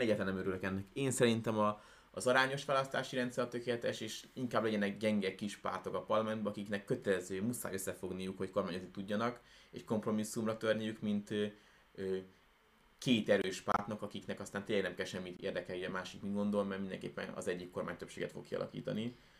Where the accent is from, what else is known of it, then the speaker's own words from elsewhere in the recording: Hungary; honnan jövünk, akkor ne kelljen azon gondolkodni, hogy most azt mondjuk, hogy magyarok